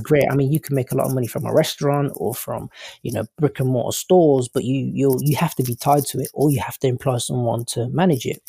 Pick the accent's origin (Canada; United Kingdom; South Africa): United Kingdom; England; accent: English; my English accent.